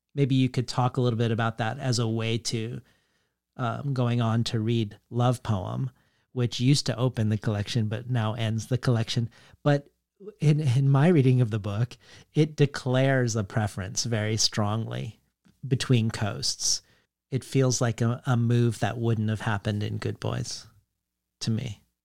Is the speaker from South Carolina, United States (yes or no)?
no; Colorado, United States; growing up in Colorado